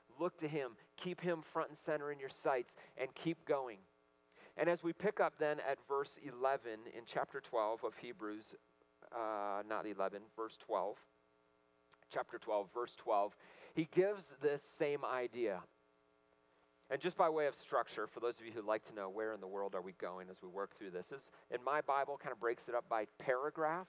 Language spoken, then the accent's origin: English; Michigan, United States; I grew up in Michigan, and all my relatives, lots of them went to Michigan State